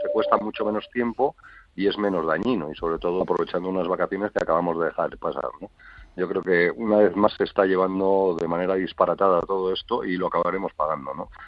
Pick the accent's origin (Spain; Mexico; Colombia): Spain; a nosotros en España